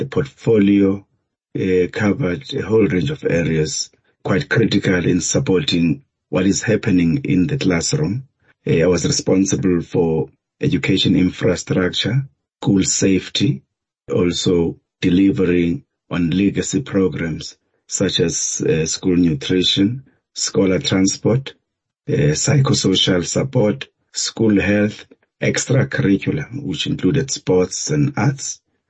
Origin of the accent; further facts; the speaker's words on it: Lesotho; also born or lived in Kagiso, South Africa; I was born in Kagiso, but raised in many places. I was raised in Lesotho by my grandparents. And I studied in the Eastern Cape and the Western Cape, especially tertiary level.